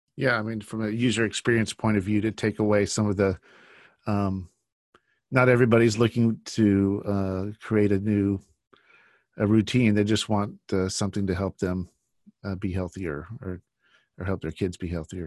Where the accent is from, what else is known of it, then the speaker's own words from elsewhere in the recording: United States; growing up in the United States all my life